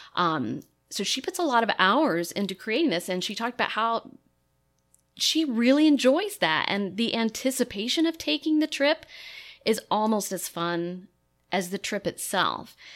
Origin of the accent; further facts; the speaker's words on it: Lexington, Kentucky, United States; moved away; I grew up in Lexington, Kentucky, and horse country